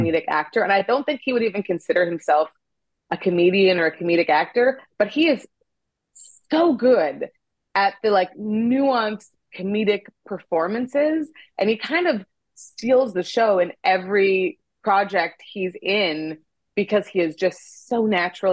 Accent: Canada; moved away as an adult; also born or lived in Nigeria / South Africa / Korea / France; now in Los Angeles, United States; I was born in Nigeria and then we moved to Canada when I was a baby and I grew up there.

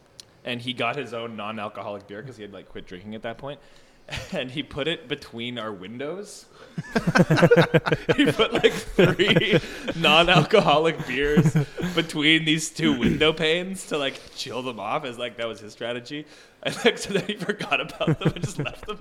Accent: Canada; accent: Canadian

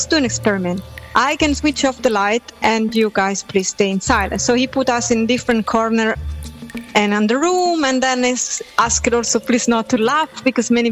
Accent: Naples, Campania, Italy; I'm from Napoli

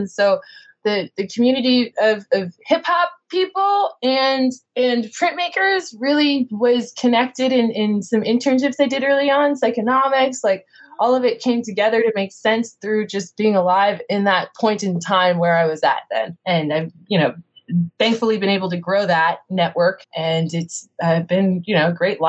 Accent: Kansas City, Missouri, United States; now in Brooklyn, United States; I grew up in Kansas City, Missouri

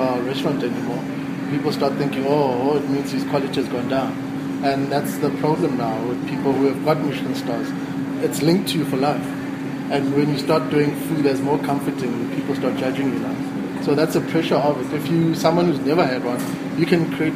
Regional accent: Soweto, Gauteng, South Africa; I'm from Soweto

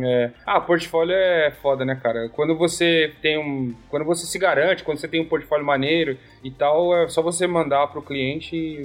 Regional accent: São Paulo, Brazil; moved away as an adult; also born or lived in Noosa, Queensland; now in Sydney, Australia; Eu sou de São Paulo

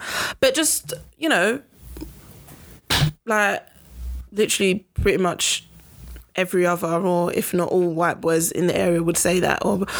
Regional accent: London, United Kingdom; Custom House, Canning Town.

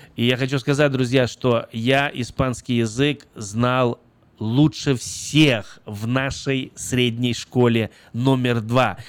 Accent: Brest, Brest Region, Belarus; я родился в Беларуси, город Брест

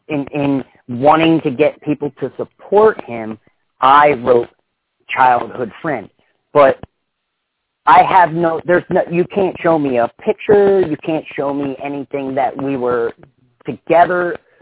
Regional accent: Florence, United States; I grew up in Florence.

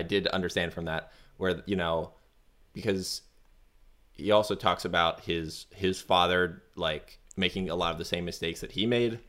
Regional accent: United States; now in France; I'm gonna say it as an American

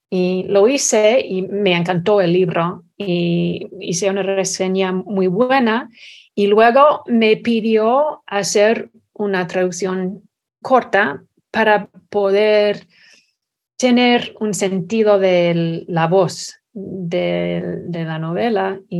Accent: Texas, United States; Spanish is a second language; also born or lived in Scotland / Nebraska; Yo nací en Escocia y mi familia se mudó a los Estados Unidos cuando tuve cuatro años, primeramente a Nebraska y luego a Texas. Y asistí a primaria y secundaria en Texas

